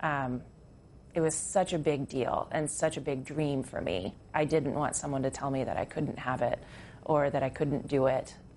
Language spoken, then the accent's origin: English; Alaska, United States; moved away; also born or lived in Port Townsend, Washington / Montana; I grew up in Alaska, and I moved out of Alaska with the intention to move to Montana